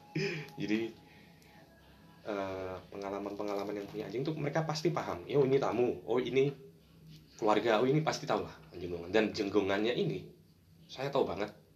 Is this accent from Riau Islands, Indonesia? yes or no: no; Surabaya, East Java, Indonesia; awal kisah saya sih lahir besar di Surabaya